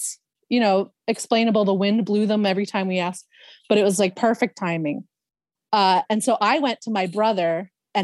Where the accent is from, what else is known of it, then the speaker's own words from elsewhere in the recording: Philadelphia, Pennsylvania, United States; I grew up in Northeast Philadelphia